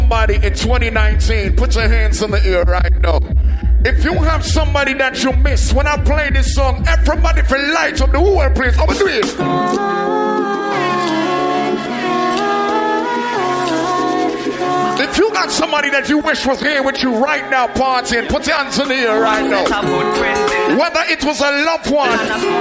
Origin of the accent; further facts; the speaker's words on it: Jamaica; accent: Jamaican; now in Miami, United States; If you didn't catch my accent, I'm a Jamaican